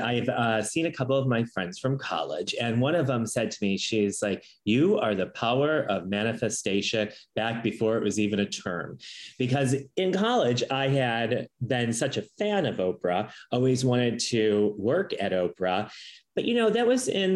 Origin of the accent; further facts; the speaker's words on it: Allen Park, Michigan, United States; moved away; I'm originally from Allen Park, Michigan.